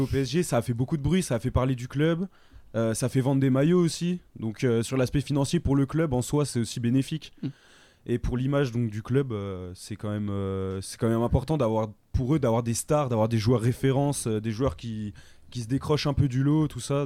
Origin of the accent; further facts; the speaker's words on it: France; chez nous en France